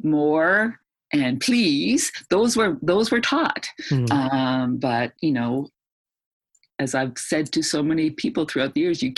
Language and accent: English; Canada; also born or lived in Edmonton, Alberta; being a Canadian. It's freezing cold up here